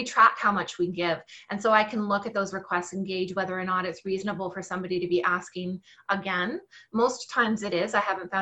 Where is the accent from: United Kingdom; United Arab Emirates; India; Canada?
Canada; Winnipeg, Manitoba; moved away as an adult; now in Kelowna, Canada; I'm originally from Winnipeg, so you got that part right, except right now I live in the Okanagan in British Columbia in a little city called Kelowna